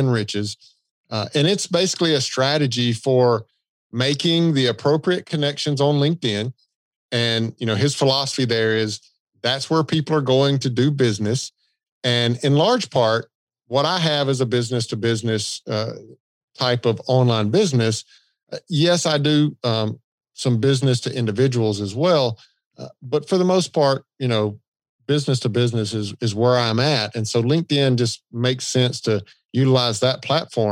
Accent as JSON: {"language": "English", "region": "the South", "country": "United States", "accent": "Southern", "said": "I've got a Southern accent"}